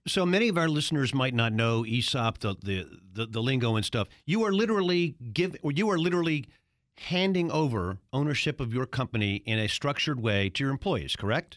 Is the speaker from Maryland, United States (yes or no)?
yes; Baltimore, Maryland, United States; in Baltimore? My hometown?